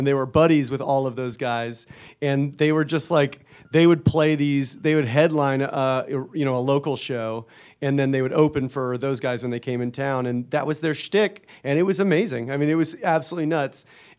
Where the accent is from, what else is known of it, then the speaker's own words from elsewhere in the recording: Florida, United States; I'm from Florida